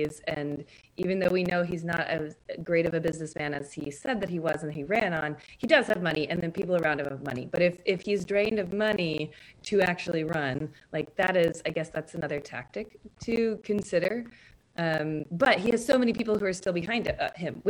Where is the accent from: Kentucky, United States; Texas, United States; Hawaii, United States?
Kentucky, United States; I'm from Kentucky.